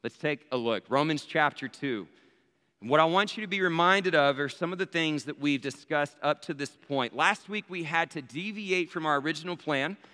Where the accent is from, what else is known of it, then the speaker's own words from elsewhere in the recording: Abilene, Texas, United States; Abilene, Texas, my hometown